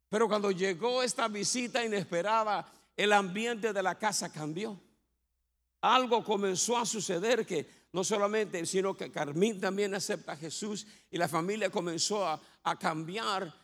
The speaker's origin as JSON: {"language": "Spanish", "town": "Bayamón", "country": "Puerto Rico", "tie": "born or raised there", "said": "yo me crié en Bayamón, en Punta Brava"}